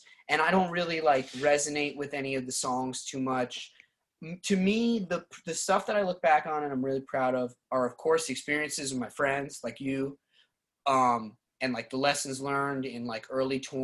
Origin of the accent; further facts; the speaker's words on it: New York, United States; moved away; things that I grew up doing in New York